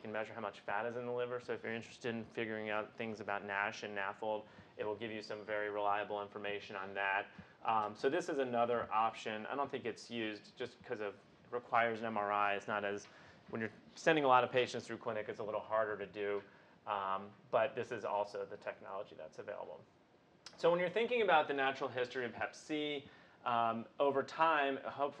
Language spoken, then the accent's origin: English; Midwest, United States; I'm a Midwesterner.